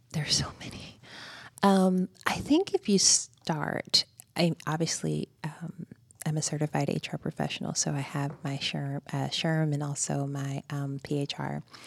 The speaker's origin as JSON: {"language": "English", "town": "Greensboro", "region": "Georgia", "country": "United States", "also_born_or_lived": "Houston, Texas", "moved": "as an adult", "said": "Greensboro, Georgia."}